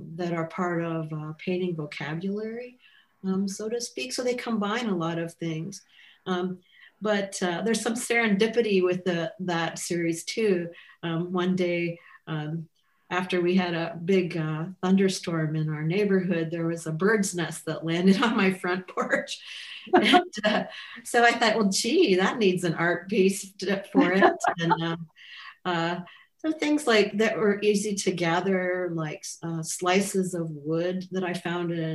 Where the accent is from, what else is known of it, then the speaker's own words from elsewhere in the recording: Midwest, United States; being a Midwesterner